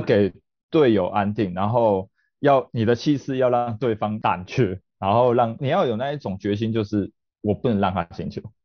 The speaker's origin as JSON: {"language": "Chinese", "region": "Tainan", "country": "Taiwan", "tie": "born or raised there", "said": "我本身是在台南长大，所以是在家里那个地区，应该很多人知道家里那个地区就是一个足球小镇"}